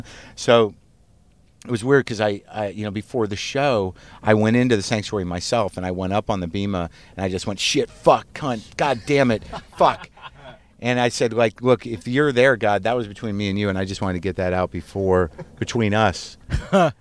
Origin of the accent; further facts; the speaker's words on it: Albuquerque, New Mexico, United States; moved away; the synagogue that I grew up in Albuquerque